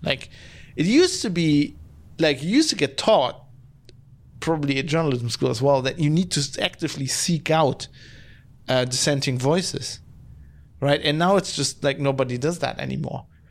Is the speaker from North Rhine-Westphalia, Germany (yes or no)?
yes; Duisburg, North Rhine-Westphalia, Germany; my hometown. Ah, of Duisburg